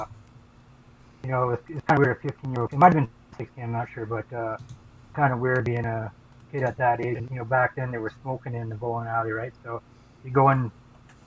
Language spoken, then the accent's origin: English; Fort Frances, Ontario, Canada; also born or lived in Sudbury; I had moved back to my hometown, Fort Frances